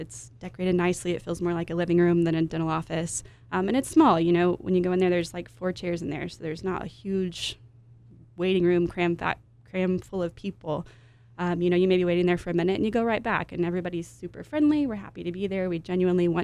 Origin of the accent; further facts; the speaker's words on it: Amarillo, Texas, United States; moved away as an adult; also born or lived in Dallas; now in San Antonio, United States; I did work in a dental office in my hometown of Amarillo.